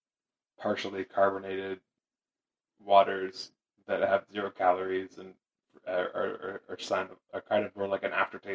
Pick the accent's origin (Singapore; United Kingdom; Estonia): United Kingdom; Manchester, North West England; moved away; I'm also from Manchester